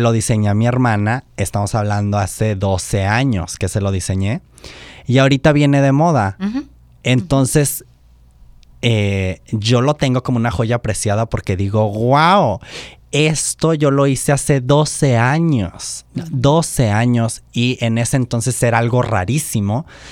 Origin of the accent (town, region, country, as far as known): Oaxaca, Mexico; born or raised there